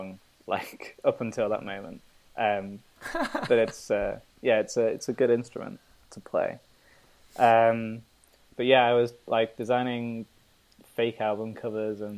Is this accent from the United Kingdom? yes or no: yes; Manchester, North West England, United Kingdom; moved away; I hail from Manchester, England